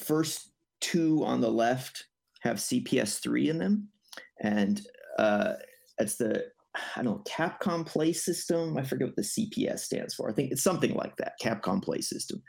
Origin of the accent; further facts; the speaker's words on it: Northern California, United States; I'm from Northern California originally.